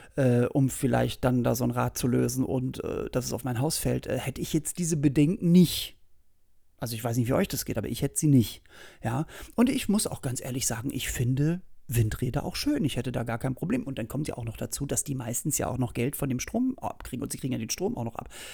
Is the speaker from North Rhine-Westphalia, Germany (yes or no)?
no; Berlin, Germany; bei uns in Berlin